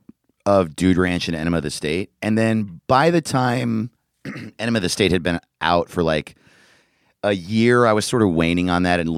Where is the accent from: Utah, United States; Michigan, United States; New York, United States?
New York, United States; Orange County; moved away as an adult; also born or lived in Los Angeles; I'm from Orange County, New York, which is like an hour north of the city